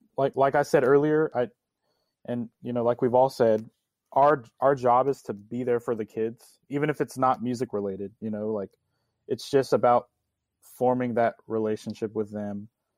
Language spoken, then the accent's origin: English; Mansfield, Texas, United States; growing up in Mansfield ISD